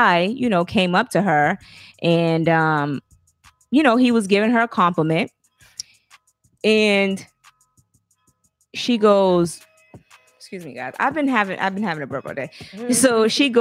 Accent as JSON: {"language": "English", "region": "Alabama", "country": "United States", "said": "We're from Alabama"}